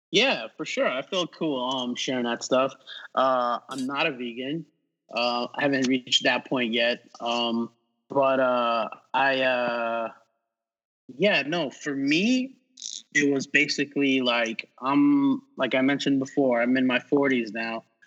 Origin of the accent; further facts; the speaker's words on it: New York City, New York, United States; moved away as an adult; now in Los Angeles, United States; growing up in New York